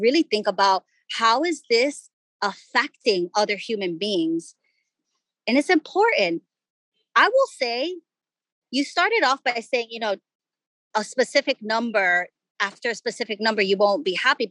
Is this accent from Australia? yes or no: no; Ecuador; I grew up in Ecuador